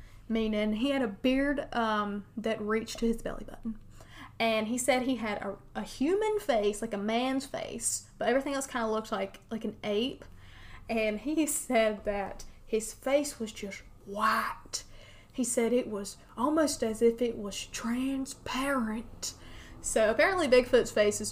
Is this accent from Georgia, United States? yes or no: no; western North Carolina, United States; from around my neck of the woods, my hometown... in western North Carolina